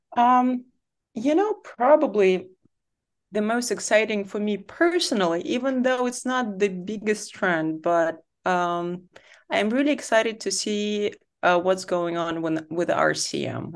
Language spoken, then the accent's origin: English; Saint Petersburg, Russia; moved away as an adult; also born or lived in Berlin, Germany; I grew up in Saint Petersburg in Russia